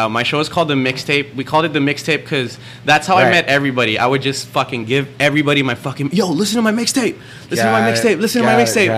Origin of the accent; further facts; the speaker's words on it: Angeles, Central Luzon, Philippines; moved away; also born or lived in Cavite / Australia; I was born in Cavite, grew up in Angeles